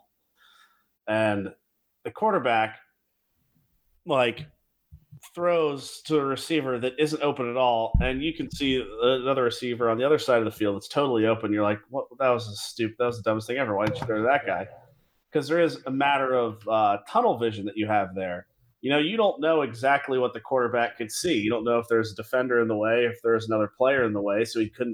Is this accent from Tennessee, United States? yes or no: yes; Tennessee, United States; I'm from Tennessee